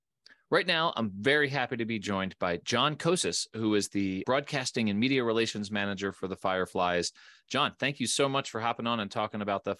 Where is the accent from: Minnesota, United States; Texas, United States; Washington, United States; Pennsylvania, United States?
Pennsylvania, United States; Philadelphia; I'm from the Philadelphia area.